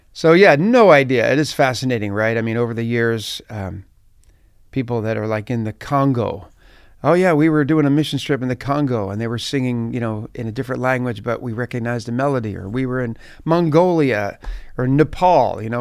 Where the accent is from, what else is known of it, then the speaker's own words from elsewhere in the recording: just outside Philadelphia, New Jersey, United States; I grew up just outside of Philadelphia. So, uh, South Jersey, we would call that, like, uh, New Jersey